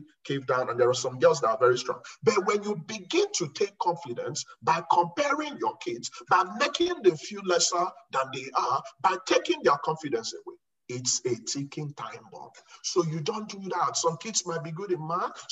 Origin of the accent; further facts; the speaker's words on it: Nigeria; moved away as an adult; also born or lived in Okofia; now in United States; I saw hell as a kid growing up in Nigeria